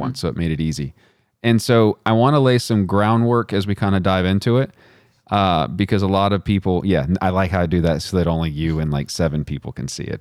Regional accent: Midland, Texas, United States; now in Virginia, United States; I'm from Midland, Texas

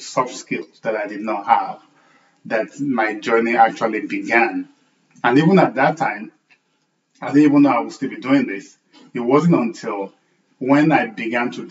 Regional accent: Nigeria; moved away as an adult; growing up in Nigeria, and I spent the first, 8-9 years of my career as an engineer in Nigeria

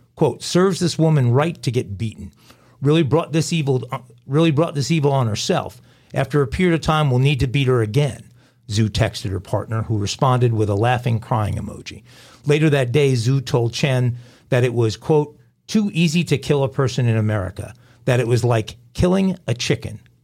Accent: West Islip, New York, United States; I was born in New York

